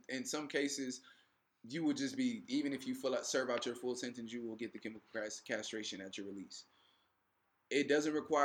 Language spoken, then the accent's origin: English; California, United States; also born or lived in Louisiana; I'm from California